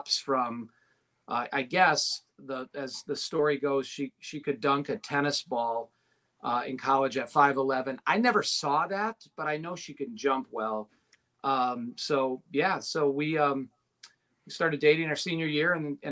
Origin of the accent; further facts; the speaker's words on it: Milwaukee, Wisconsin, United States; moved away as an adult; now in Cincinnati, United States; I'm a kid from Milwaukee.